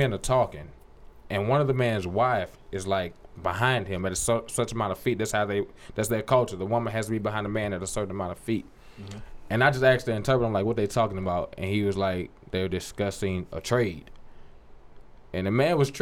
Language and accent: English; United States; we're from America